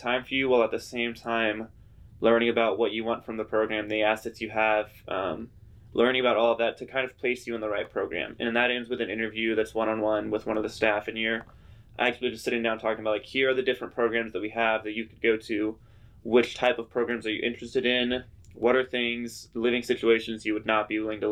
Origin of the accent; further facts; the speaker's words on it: Wagoner, Oklahoma, United States; also born or lived in Philippines; I grew up in Wagner, Oklahoma